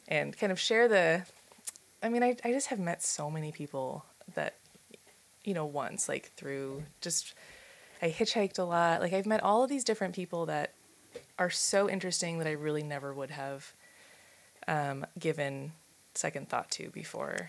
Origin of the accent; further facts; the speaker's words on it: Silver Spring, Maryland, United States; now in Pittsburgh, United States; I'm from Silver Spring, Maryland, so outside of Washington D.C.